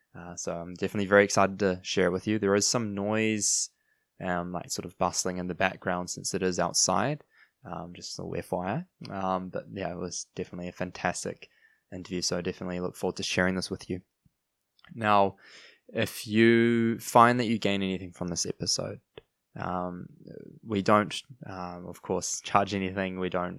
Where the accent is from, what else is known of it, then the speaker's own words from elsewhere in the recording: New Zealand; accent: New Zealand; moved away; When I went overseas, I lived in a few different countries. And I held on to my New Zealand accent, yes, but I lost actually quite a bit of it, eh?